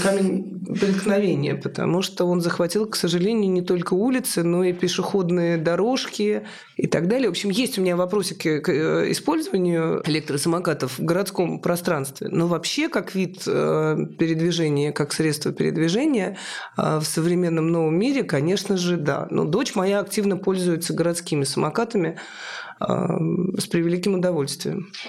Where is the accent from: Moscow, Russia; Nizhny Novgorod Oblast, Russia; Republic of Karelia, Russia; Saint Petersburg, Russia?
Moscow, Russia; моего родного города Москва